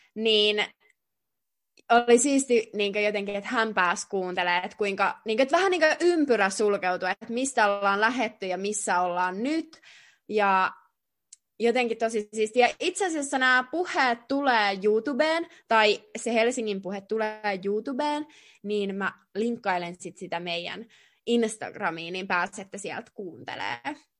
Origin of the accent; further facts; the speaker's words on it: Jyväskylä, Central Finland, Finland; moved away as an adult; now in Russia; oltiin tosiaan Jyväskylässä mun kotikaupungissa